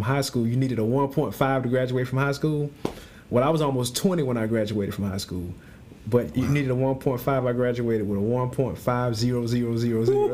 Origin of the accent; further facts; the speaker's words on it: Tampa, Florida, United States; moved away as an adult; also born or lived in Grambling, Louisiana; now in Shreveport, United States; I'm originally from Tampa, Florida. That's where I grew up